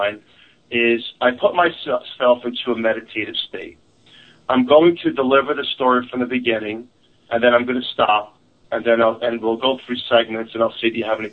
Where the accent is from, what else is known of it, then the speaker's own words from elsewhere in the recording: New York City, New York, United States; accent: New York; now in Eastern Pennsylvania, United States; I'm originally from Staten Island, New York. I have a family now in Eastern Pennsylvania